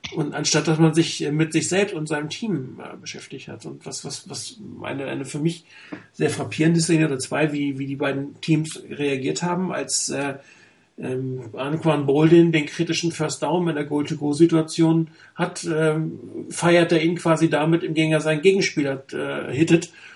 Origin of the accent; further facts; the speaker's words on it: Hamburg, Germany; now in Frankfurt, Germany; eigentlich gebürtig Hamburger, aber ich wohne leider in Frankfurt